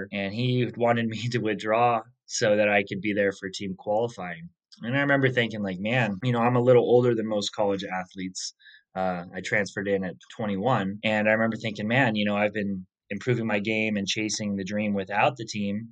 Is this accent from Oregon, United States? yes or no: yes; Medford, Oregon, United States; the course I grew up on in Medford, Oregon